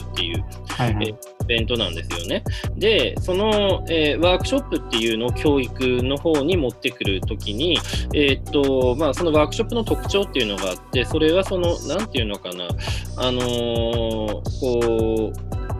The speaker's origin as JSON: {"language": "Japanese", "town": "Hirosaki", "region": "Aomori", "country": "Japan", "tie": "born or raised there", "also_born_or_lived": "Sendai, Miyagi", "moved": "as an adult", "lives_now": "Osaka, Japan", "said": "出身がだから青森県の弘前市で、はい、弘前大"}